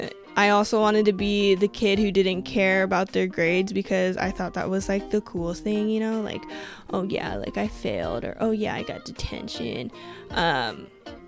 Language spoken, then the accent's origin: English; Washington, United States; moved away as an adult; also born or lived in Colorado, United States / Iowa, United States; I was born in Colorado, but my family and I moved to Washington when I was like 2 or so. So I was pretty much raised on the West Coast